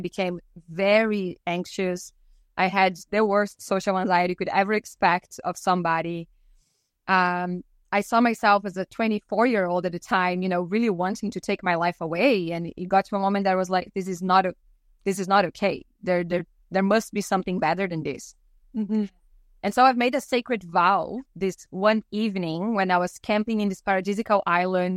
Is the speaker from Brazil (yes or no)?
yes; Brazil; now in British Columbia, Canada; growing up in Brazil